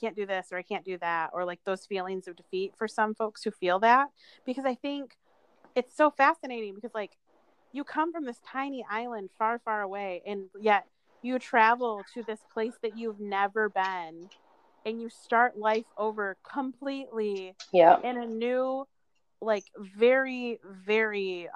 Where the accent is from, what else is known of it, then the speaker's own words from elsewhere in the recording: United States; I'm literally living in the same place where I was born and raised in America.